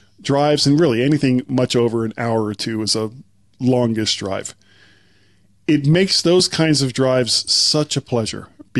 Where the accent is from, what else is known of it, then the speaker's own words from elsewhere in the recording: Florida, United States; I'm from Florida.